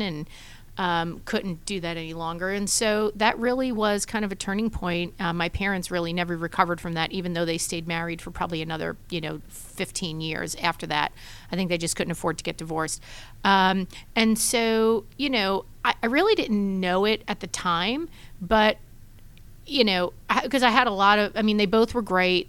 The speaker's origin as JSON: {"language": "English", "town": "New York City", "region": "New York", "country": "United States", "tie": "born or raised there", "moved": "as an adult", "lives_now": "Atlanta, United States", "said": "born and raised in Brooklyn, New York, in a big, crazy Italian family"}